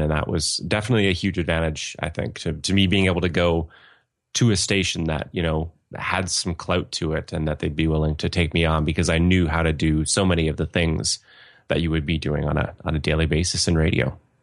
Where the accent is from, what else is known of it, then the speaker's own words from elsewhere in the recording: Ontario, Canada; moved away as an adult; also born or lived in Winnipeg / London, Ontario; now in Edmonton, Canada; I'm from Ontario originally. Yeah, Fanshawe's in London. Um, I grew up a few hours north of Toronto